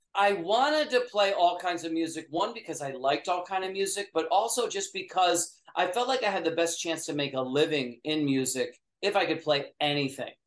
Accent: upstate New York, United States; I grew up in upstate New York

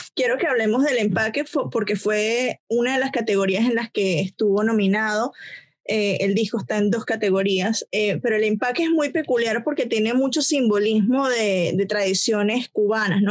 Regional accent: Venezuela; moved away

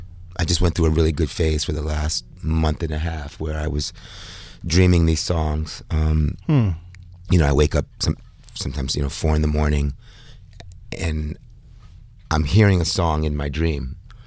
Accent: New York City, New York, United States; moved away as an adult; also born or lived in Bed-Stuy, Brooklyn / Bahamas; now in Paris, France; I'm from New York. I lived here many, many years, as you know. But, I live between Paris and the Bahamas right now.

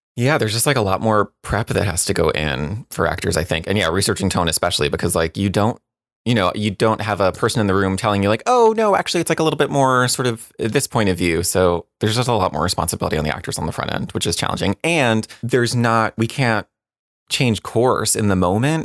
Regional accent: New Jersey, United States; I grew up in New Jersey.

